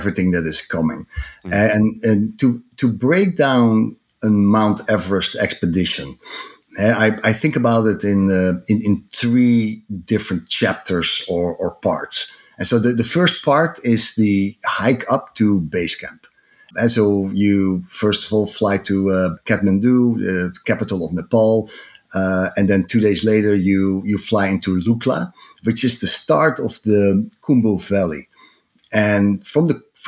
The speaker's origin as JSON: {"language": "English", "town": "Amsterdam", "region": "North Holland", "country": "Netherlands", "second_language": "English", "moved": "as an adult", "lives_now": "United States", "said": "In my accent, you can hear that I'm not originally American. I'm from Amsterdam, but moved 15 years ago"}